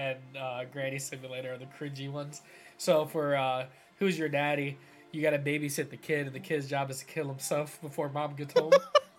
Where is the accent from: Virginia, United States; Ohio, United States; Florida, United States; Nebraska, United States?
Ohio, United States; Cleveland; I'm from Cleveland